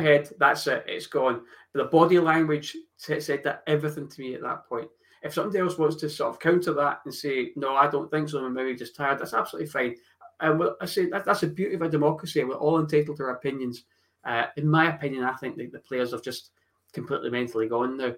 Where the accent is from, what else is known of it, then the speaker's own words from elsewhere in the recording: Scotland, United Kingdom; I do still follow Scotland because I'm Scottish